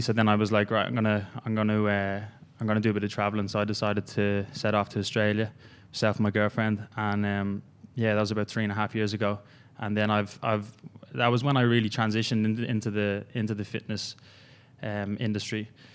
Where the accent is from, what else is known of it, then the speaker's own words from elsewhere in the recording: Ireland; moved away as an adult; I'm originally from Ireland. Uh, came over here about three and a half years ago.